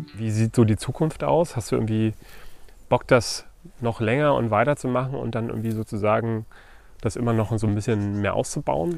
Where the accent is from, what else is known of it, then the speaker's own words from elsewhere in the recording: Uckermark, Brandenburg, Germany; Region in der Uka mag, da bin ich auch aufgewachsen